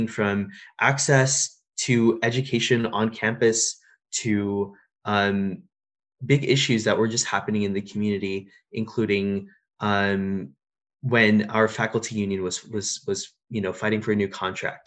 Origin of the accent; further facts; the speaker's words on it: India; now in California, United States; I'm an Indian Muslim immigrant